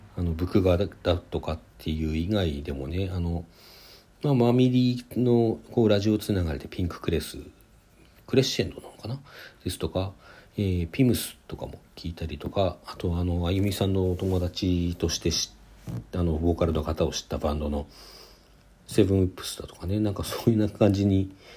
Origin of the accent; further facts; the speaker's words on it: Sapporo, Hokkaido, Japan; also born or lived in Hakodate; 札幌に函館生まれなんですけどそこから札幌に越していて